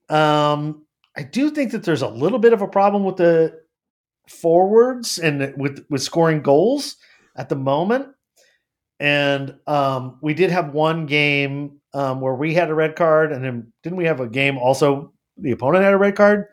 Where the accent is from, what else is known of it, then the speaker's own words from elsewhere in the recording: United States; I'm an American.